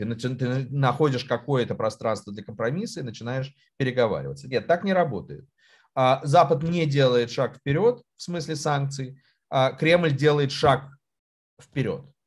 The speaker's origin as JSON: {"language": "Russian", "region": "Moscow", "country": "Russia", "tie": "born or raised there", "said": "я вырос, э, в Москве"}